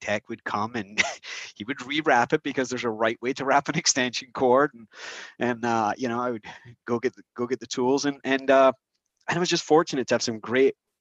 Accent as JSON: {"language": "English", "region": "Scotland", "country": "United Kingdom", "tie": "born or raised there", "moved": "as an adult", "lives_now": "United States", "said": "I grew up in Scotland. I came over to America when I was 21 to marry my bride."}